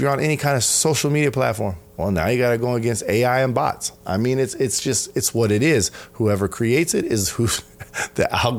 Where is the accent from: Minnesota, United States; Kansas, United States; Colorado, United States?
Colorado, United States; It's my hometown. It's my home state, right? Mm-hmm. Colorado.